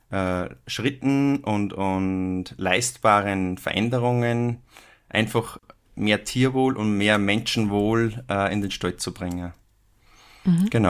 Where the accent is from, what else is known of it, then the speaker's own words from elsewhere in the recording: Upper Austria, Austria; ich komme ja aus, aus Oberösterreich, wie du schon gesagt hast, ähm, aus dem schönen Innviertel. Oberösterreich hat ja vier Viertel und ich komme da aus dem Innviertel